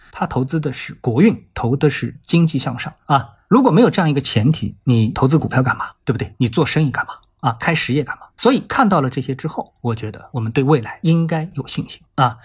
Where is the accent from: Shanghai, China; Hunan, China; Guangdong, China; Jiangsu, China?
Shanghai, China; 作为一个上海人